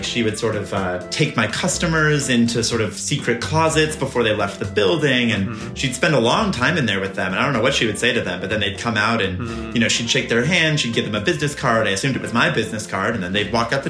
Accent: Nebraska, United States; I'm so proud to represent Nebraska. You know, I was raised in Nebraska. I don't know for sure if I was born there.

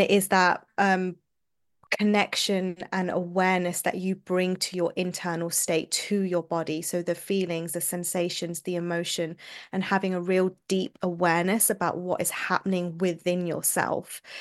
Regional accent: London, United Kingdom; moved away as an adult; now in Manchester, United Kingdom; I was born and brought up in London, U K.

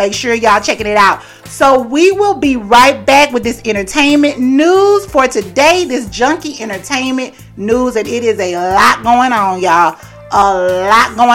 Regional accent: the South, United States; I grew up in the South

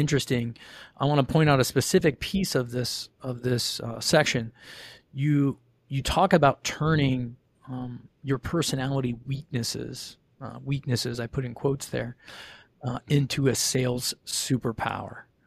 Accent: Ohio, United States; grew up in Ohio

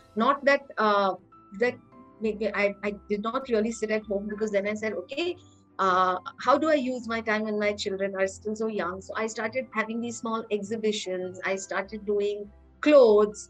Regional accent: Lucknow, Uttar Pradesh, India; I was born and raised in Lucknow. That's a small town in Uttar Pradesh.

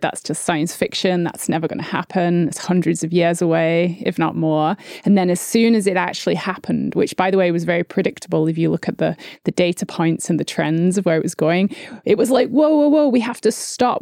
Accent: United Kingdom; I'm British

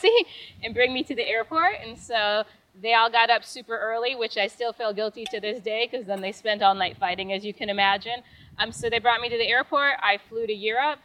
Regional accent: Upper Peninsula, Michigan, United States; Small town, Upper Peninsula, Michigan, so I'm a youper.

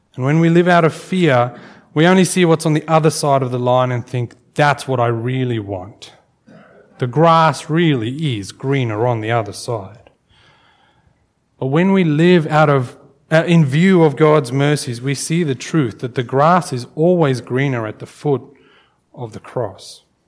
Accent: South Africa; growing up in South Africa, um, I went to a school where we had corporal punishment

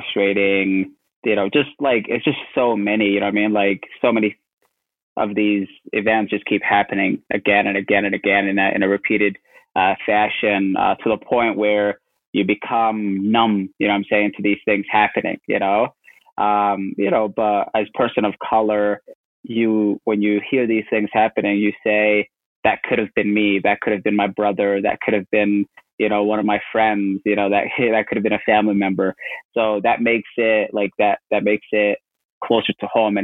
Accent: St. Catharines, Ontario, Canada; born or raised there; moved away as an adult; also born or lived in Kenya / Madison, Wisconsin, United States; now in Portland, United States

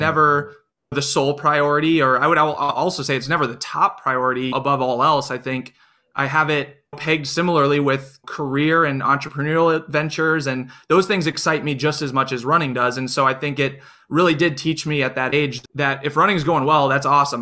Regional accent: Iowa, United States; I grew up in Iowa, only child, with my parents

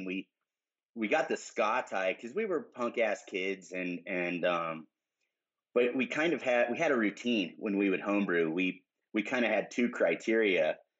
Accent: Front Range of Colorado, United States; now in Durango, United States; Bill and I grew up in the Front Range, and we both went to college up there.

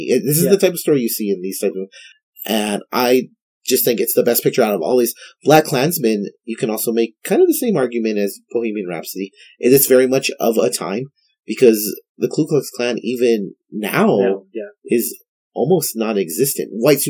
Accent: El Paso, Texas, United States; Because I'm from El Paso, I'm going to cheer for El Paso.

